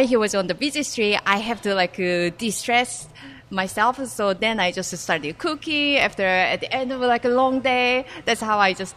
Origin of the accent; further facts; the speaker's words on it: South Korea; moved away as an adult; also born or lived in Singapore; I'm originally from South Korea.